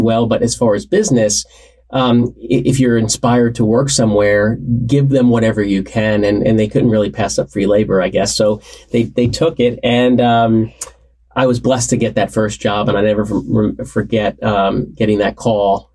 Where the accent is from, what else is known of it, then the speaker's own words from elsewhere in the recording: Warren County, New Jersey, United States; I grew up in Warren County, New Jersey, so not that far from campus